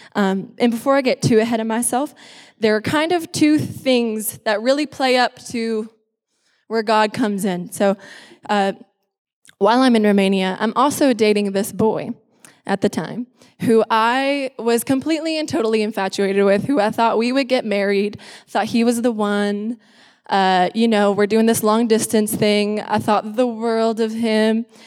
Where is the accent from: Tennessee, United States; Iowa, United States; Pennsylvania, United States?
Iowa, United States; Lynnville-Sully; moved away as an adult; now in Texas, United States; I grew up in Iowa. I was born and raised there.